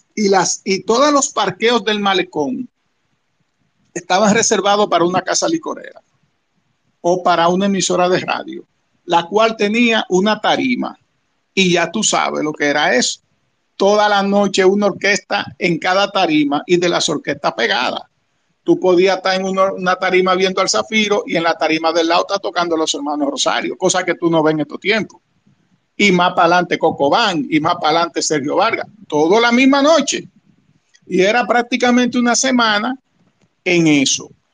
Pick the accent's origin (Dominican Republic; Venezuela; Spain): Dominican Republic; Los dominicanos tenemos el merengue